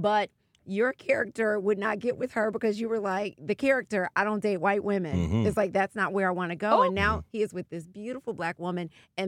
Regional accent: New York, United States; even though I'm a New Yorker

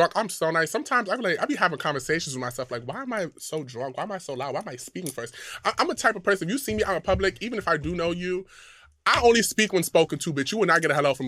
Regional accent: Ghana; I'm Ghanaian

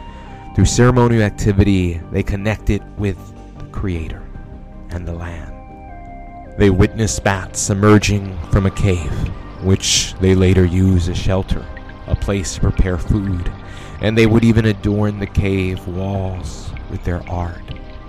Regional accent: San Antonio, Texas, United States; We're from San Antonio, Texas.

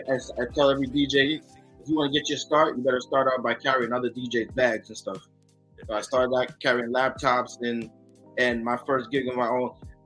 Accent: New York City, New York, United States; also born or lived in Rockaway, Queens; born and raised in New York, by way of Brooklyn and Queens. Lived in Rockaway, raised in Brooklyn.

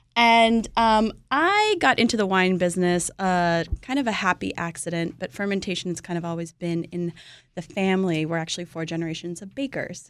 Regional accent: California, United States; I'm from California

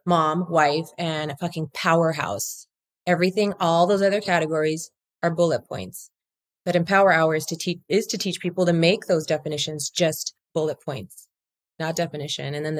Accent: Whittier, California, United States; I grew up in Whittier, where the girls are prettier

